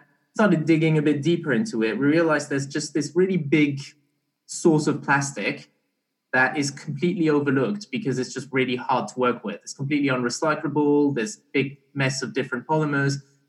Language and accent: English; Barbados; also born or lived in Belgium; So I was born in Belgium, but I grew up kind of in Barbados for a few years.